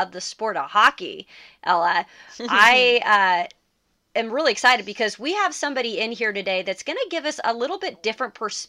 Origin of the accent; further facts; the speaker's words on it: Spokane, Washington, United States; I grew up in Spokane, Washington. We had the WHL Spokane Chiefs there. So I grew up around hockey. My grandfather's from Winnipeg.